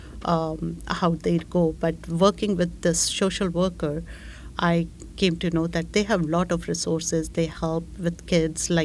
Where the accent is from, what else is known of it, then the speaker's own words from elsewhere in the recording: India; moved away as an adult; also born or lived in Connecticut, United States / Boston, United States / Germany; now in Canada; I'm from India